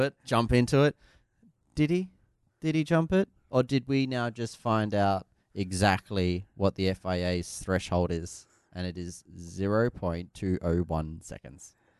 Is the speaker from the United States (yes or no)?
no; Australia; just being an Australian